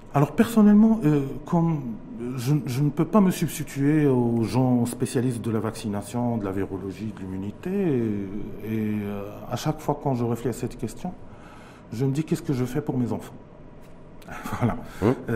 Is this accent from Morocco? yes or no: yes; Morocco; chez nous au Maroc